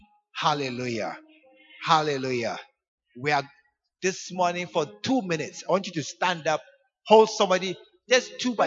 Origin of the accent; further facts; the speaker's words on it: New York, United States; I'm from New York. I'm a citizen of the U. I'm just passing through Ghana.